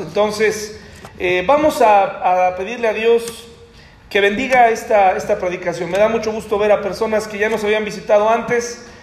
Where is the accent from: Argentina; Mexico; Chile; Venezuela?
Mexico; como mexicano